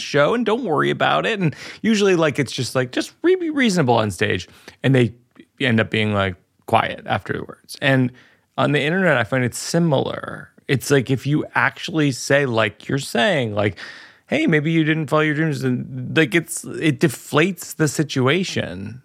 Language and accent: English; Shrewsbury, Massachusetts, United States; I'm from the Ohio of Massachusetts. I'm from Shrewsbury, which is kind of the same mm. thing